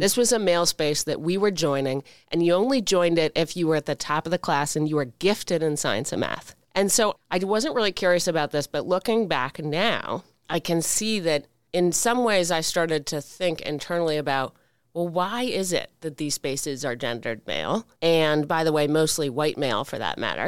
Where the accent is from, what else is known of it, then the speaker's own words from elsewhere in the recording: Washington, United States; us growing up in Washington, a town, as we grew up in it